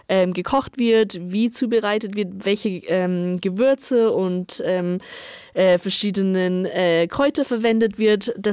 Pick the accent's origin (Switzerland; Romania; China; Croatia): China; northern China; now in Germany; ich komme ja aus Nordchina und das ist ganz, ganz ähm, bekannt und berühmt in Nordchina.